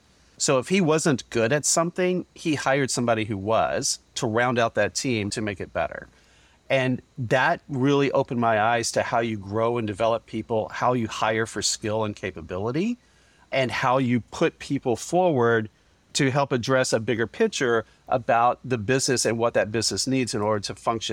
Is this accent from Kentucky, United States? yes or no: yes; Kentucky, United States; I grew up very humbly in Western Kentucky on a working family farm.